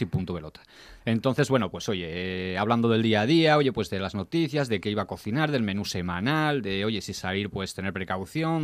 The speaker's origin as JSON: {"language": "Spanish", "town": "Gijón", "region": "Asturias", "country": "Spain", "said": "yo soy gijonudo"}